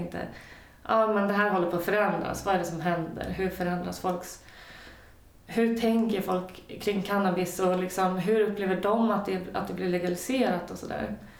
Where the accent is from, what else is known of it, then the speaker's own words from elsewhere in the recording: Sweden; som svensk